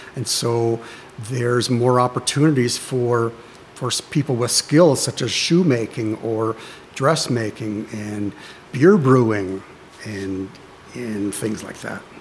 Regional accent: Frankenmuth, Michigan, United States; I grew up right here in Frankenmuth Township on Junction Road, so not even a mile away from the church here.

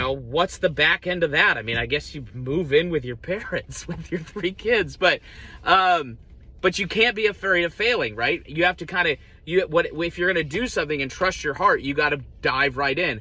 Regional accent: Columbus, United States; also born or lived in Seattle, Washington, United States; moved to Columbus when I was six

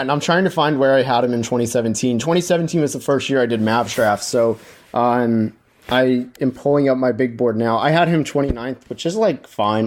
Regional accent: Dallas, Texas, United States; also born or lived in Orlando, Florida; my first memories in my life were at Orlando Magic games, but I moved to Dallas okay. when I was five

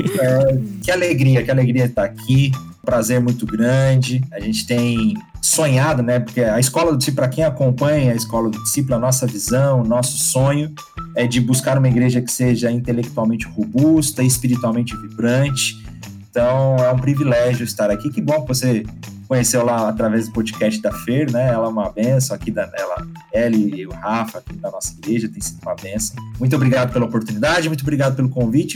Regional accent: interior of Minas Gerais, Brazil; also born or lived in São Paulo; Na verdade, eu não sou mineiro de nascimento. Eu nasci em São Paulo, mas eu cresci em Minas

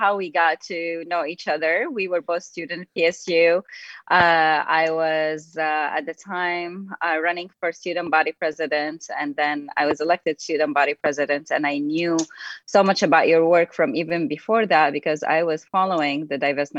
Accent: Damascus, Damascus Governorate, Syria; now in United States; I was born and raised in Damascus, Syria, and came to the United States in 2002 as an immigrant.

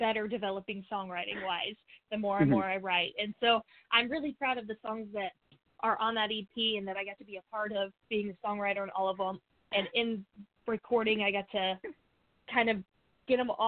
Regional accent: El Dorado Springs, Missouri, United States; also born or lived in Nashville; I am from Missouri, Southwest Missouri area. I grew up in a small town, Colorado Springs

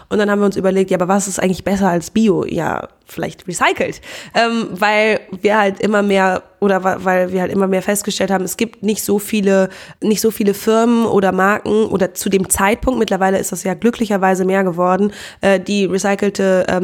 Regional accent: Cologne, North Rhine-Westphalia, Germany; Ähm, ja, hallo … ich bin 25 Jahre alt und ich komme aus Köln.

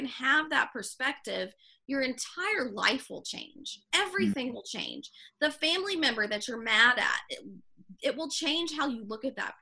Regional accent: the South, United States; moved away; growing up in the South and moving

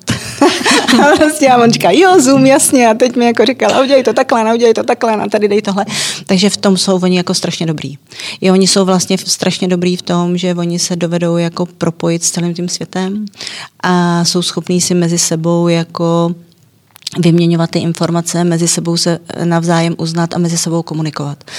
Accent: Czechia; U nás

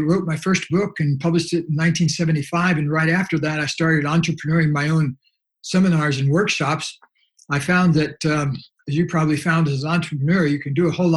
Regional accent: Leesburg, Florida, United States; moved away as an adult; now in California, United States; I grew up in Leesburg, Florida

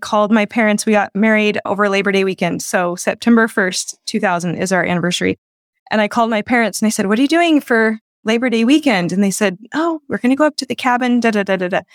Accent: Four Corners area, northwest New Mexico, United States; moved away; I'm actually from up in the Four Corners area, the northwest corner of New Mexico, right on the Colorado border.

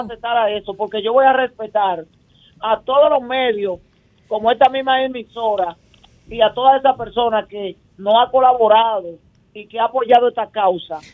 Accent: Santo Domingo, Distrito Nacional, Dominican Republic; desde que yo crecí y nací en Guachupita

